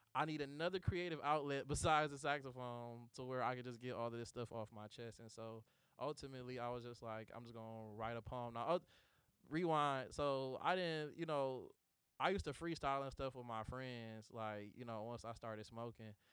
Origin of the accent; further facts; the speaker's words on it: Detroit, Michigan, United States; the story of my life growing up in Detroit